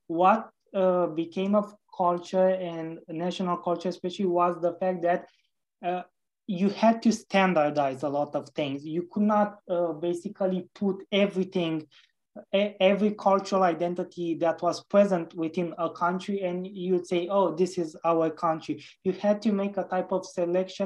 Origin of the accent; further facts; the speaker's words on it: Romania; Romania, my home country